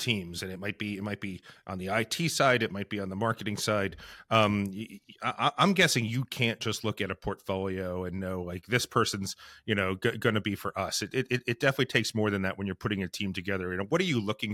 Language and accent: English; Highlands, New Jersey, United States; I am from Highlands, which is right across the bridge from Seabright and Sandy Hook